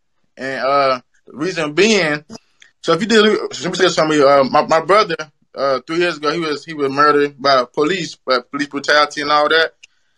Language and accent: English; South Carolina, United States; I'm from South Carolina or whatnot, and I'm up here in VA